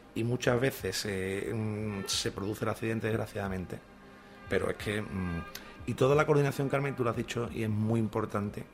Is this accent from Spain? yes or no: yes; Andalusia, Spain; accent: Andalusian; hablando en andaluz, ¿no? Porque también nosotros tenemos nuestro dialecto